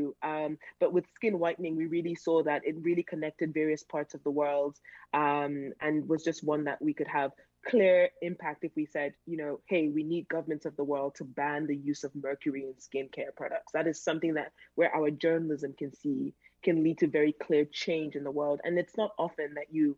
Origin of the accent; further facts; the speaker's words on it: Cameroon; I was born in Cameroon